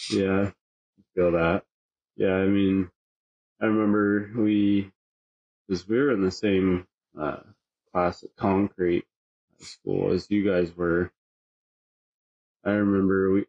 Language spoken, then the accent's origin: English; Morton, Washington, United States; also born or lived in Gulfport, Mississippi; now in Adna, United States; Morton, Washington. I lived there till freshman year. And then after that, my mom and or my siblings we moved out here to Adna.